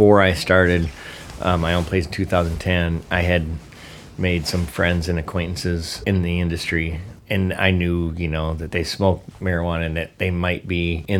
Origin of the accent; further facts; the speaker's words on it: Lindstrom, Minnesota, United States; I grew up in Chisago Lakes, Lindstrom area, Minnesota.